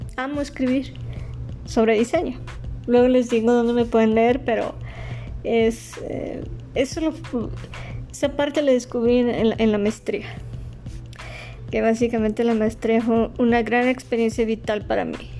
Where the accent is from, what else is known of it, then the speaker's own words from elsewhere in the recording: Ciudad Juárez, Chihuahua, Mexico; also born or lived in Mexico City; Nací en la Ciudad de México y a los cuatro años me mudé a Ciudad Juárez. Ya, ya, tengo viviendo aquí en Ciudad Juárez 33 años